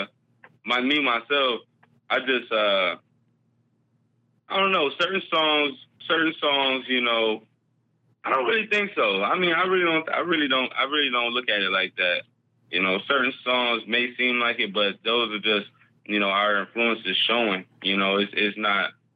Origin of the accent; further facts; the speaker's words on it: Rochester, New York, United States; I was raised in Rochester, New York